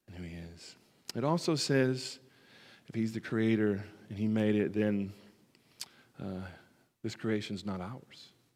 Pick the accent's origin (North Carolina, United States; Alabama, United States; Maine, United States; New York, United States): Alabama, United States; moved away; my origins in Alabama and where I come